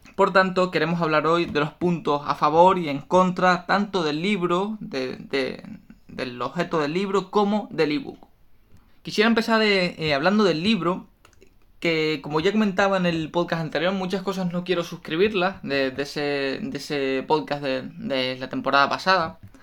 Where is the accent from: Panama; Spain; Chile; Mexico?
Spain; me fui a trabajar fuera de, mi tierra, de mi país